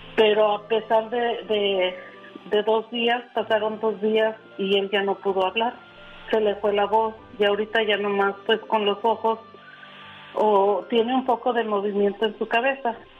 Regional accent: Aguascalientes, Mexico; moved away; Nosotros somos originarios de Aguascalientes.

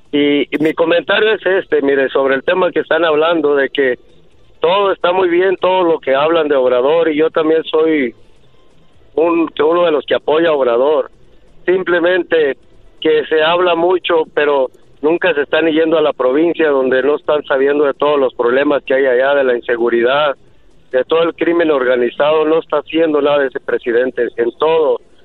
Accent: Pueblo Viejo, Michoacán, Mexico; now in Salinas, United States; yo soy paisano del de Erasmo, ya de Michoacán. Somos de un pueblo que se llama Pueblo Viejo, Michoacán.

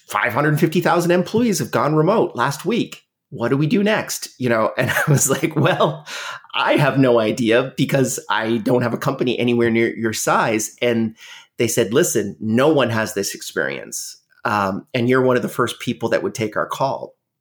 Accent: Canada; Canada, which is where I'm from. I'm Canadian

